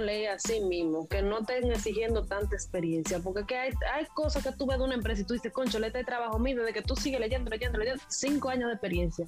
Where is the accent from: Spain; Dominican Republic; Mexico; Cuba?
Dominican Republic; en mi país